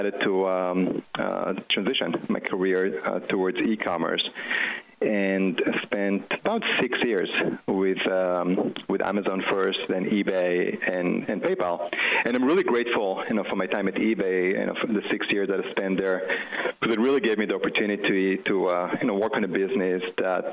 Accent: Israel; moved away as an adult; now in United States; as you can tell by my accent, I wasn't born here. I grew up in Israel. But when I was 18, my parents decided to move to the U.S.

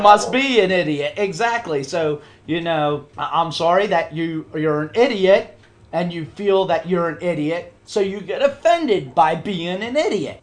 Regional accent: United States; as an American

